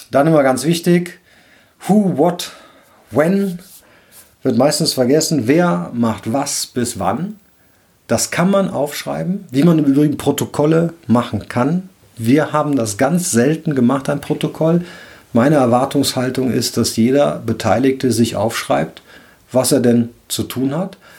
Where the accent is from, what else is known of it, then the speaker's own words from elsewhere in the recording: Cologne, North Rhine-Westphalia, Germany; Ich bin ja Rheinländer, ich komme aus Köln